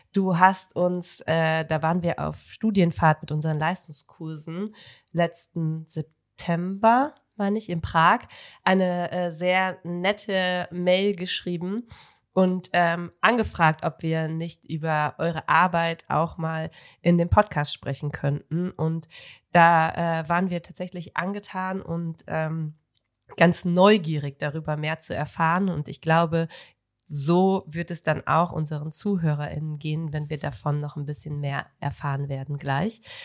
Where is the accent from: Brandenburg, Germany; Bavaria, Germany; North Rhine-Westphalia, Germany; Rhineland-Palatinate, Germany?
North Rhine-Westphalia, Germany; ich äh, komme ja vom Niederrhein